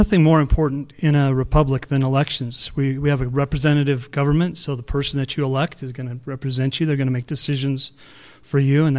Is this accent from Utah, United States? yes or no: yes; Blanding, Utah, United States; I'm south of here. I grew up in Blanding. I'm a CPA there in town